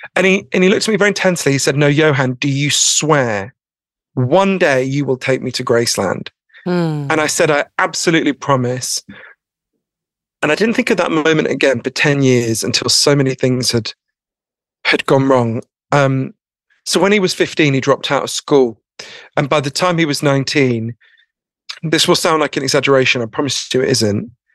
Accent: United Kingdom; I'm too British

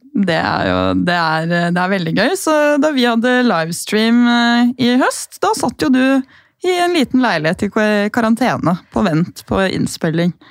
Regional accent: Gol, Buskerud, Norway; now in Oslo, Norway; Hjemme på Gol så er det mye tørre luft

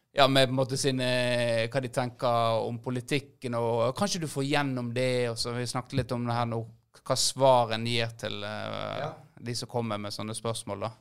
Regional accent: Florø, Vestland, Norway; Vi er jo fra Florø

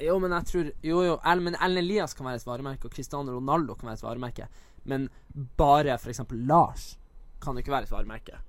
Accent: Northern Norway, Norway; born or raised there; now in Oslo, Norway

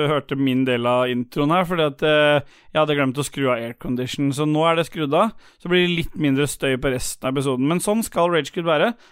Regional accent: Oslo, Norway; jeg er fra Lambertseter.

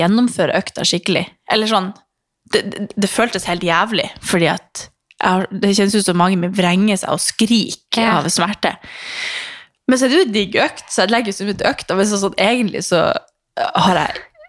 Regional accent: Harstad, Troms, Norway; moved away; så bodde jo jeg hjemme i Harstad

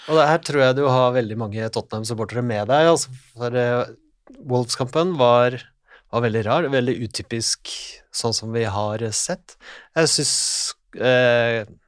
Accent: Norway; Vi som nordmenn vi er jo vokst opp

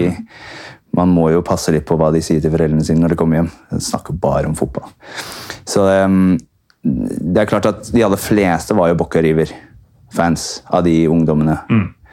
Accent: Brighton, South East England, United Kingdom; Norwegian is a second language; moved away as an adult; also born or lived in Oslo, Norway / Buenos Aires, Argentina; now in Norway; jeg er født her i Oslo, men flyttet, vi som familie flyttet til Brighton. Eller i nærheten av Brighton da jeg var seks år, så jeg vokste opp i England.

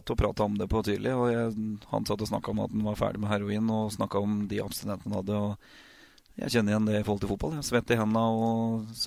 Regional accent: Oslo, Norway; vi kommer fra Oslo, jeg og kona mi.

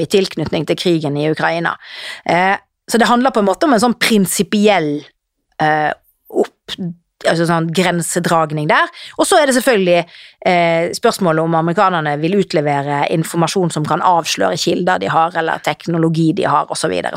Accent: Norway; vi her hjemme i Norge

